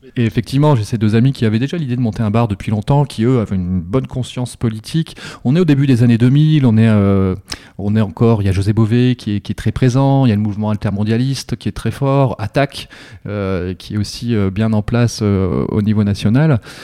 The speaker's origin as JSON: {"language": "French", "area": "Pas-de-Calais, Canche valley", "region": "Hauts-de-France", "country": "France", "tie": "born or raised there", "said": "je viens du Pas-de-Calais, vraiment de, alors pas des mines, mais une cinquantaine de bornes, euh, la vallée de la Canche"}